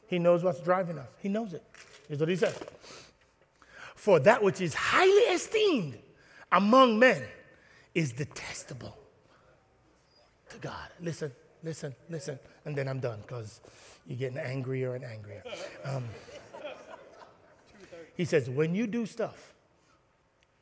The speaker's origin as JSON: {"language": "English", "country": "Jamaica", "said": "I'm Jamaican"}